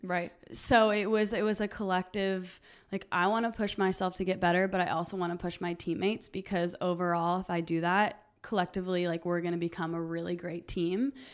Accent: Huntington Beach, California, United States; also born or lived in Costa Mesa, California; I was born in Long Beach, and then my family is from like the Costa Mesa area, so I grew up in Huntington Beach

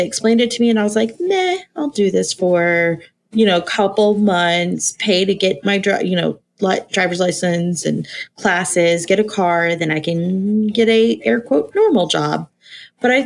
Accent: Texas, United States; I grew up in Texas. I was a Texas little belle in the Bible Belt

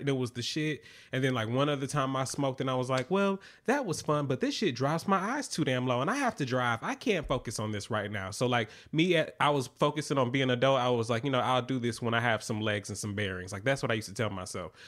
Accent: Atlanta, Georgia, United States; now in New York, United States; I'm from Atlanta

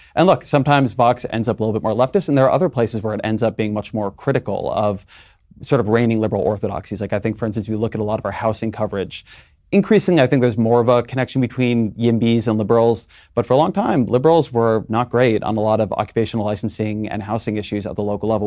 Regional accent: California, United States; where I'm from, I'm a Californian

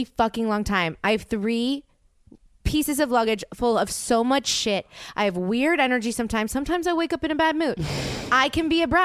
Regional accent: New Orleans, Louisiana, United States; moved away; I'm from New Orleans

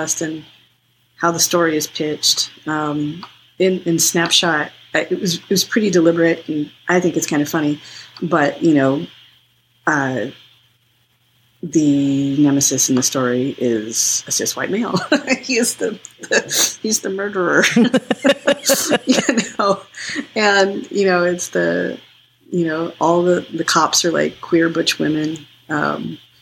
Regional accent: United States; growing up in the United States, brown

